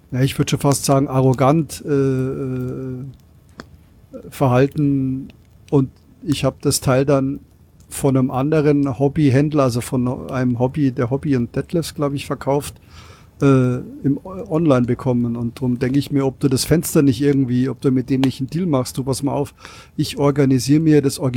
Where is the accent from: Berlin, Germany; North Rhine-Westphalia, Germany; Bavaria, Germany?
Bavaria, Germany; Penzberg; Äh, ich bin ja aus Penzberg und bei mir ist der TÜV äh, Niederlassung in Penzberg.